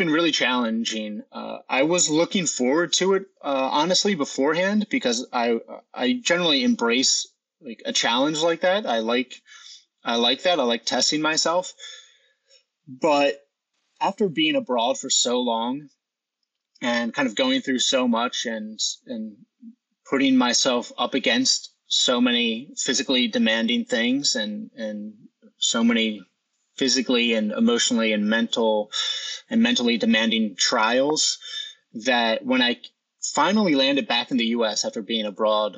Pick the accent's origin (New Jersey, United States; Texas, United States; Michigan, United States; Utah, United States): New Jersey, United States; I'll end in New Jersey in my hometown, Hand Township, where I started